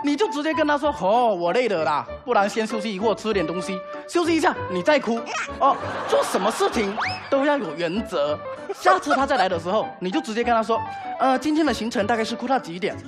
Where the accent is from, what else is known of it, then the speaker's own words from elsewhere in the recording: Fujian, China; 我是福建人